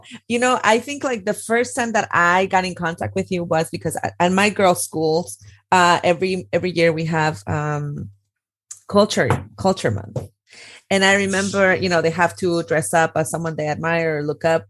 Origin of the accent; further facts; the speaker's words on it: Oaxaca, Mexico; moved away as an adult; also born or lived in Mexico City; I grew up in Oaxaca. So I grew up with the telenovela culture.